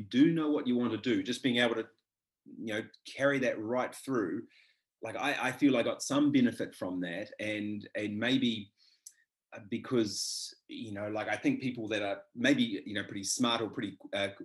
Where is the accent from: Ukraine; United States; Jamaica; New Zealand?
New Zealand; Whakatane, Bay of Plenty; moved away as an adult; also born or lived in Dunedin; I was from Whakatane, so near in the Bay of Plenty there